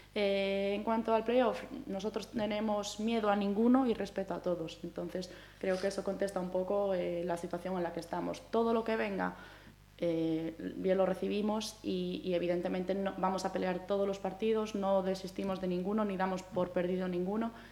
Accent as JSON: {"language": "Spanish", "town": "Santiago de Compostela", "region": "Galicia", "country": "Spain", "said": "yo soy una chica gallega, ¿no? Soy de Santiago"}